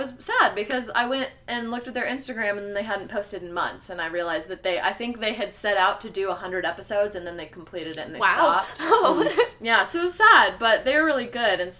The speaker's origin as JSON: {"language": "English", "country": "United States", "said": "we are from America"}